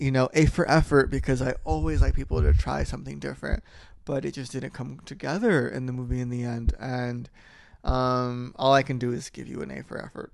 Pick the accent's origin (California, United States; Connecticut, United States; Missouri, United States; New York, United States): California, United States; we're from California and we're the Golden State